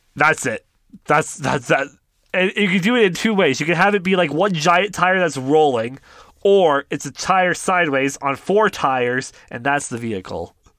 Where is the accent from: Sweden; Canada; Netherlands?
Canada; we're Canadian